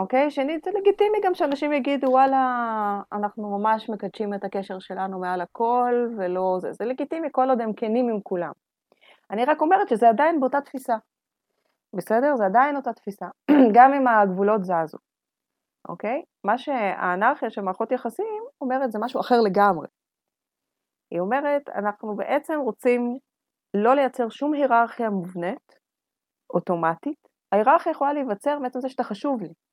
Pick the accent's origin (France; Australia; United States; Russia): Russia; now in Israel; בתור רוסייה צריכה את שקט שלי